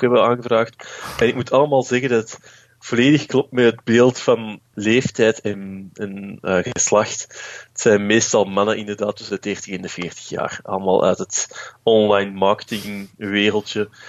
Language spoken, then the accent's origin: Dutch; Belgium; als Belg